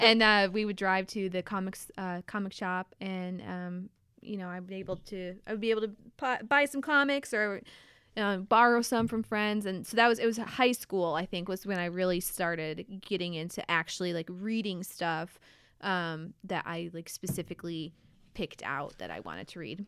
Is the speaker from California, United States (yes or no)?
no; Fulton, New York, United States; moved away as an adult; now in Bellingham, United States; I'm originally from, uh, upstate New York